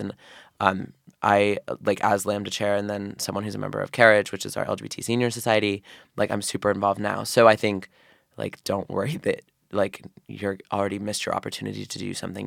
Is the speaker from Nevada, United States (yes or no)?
no; Oregon, United States; moved away as an adult; now in Philadelphia, United States; so I'm from Oregon.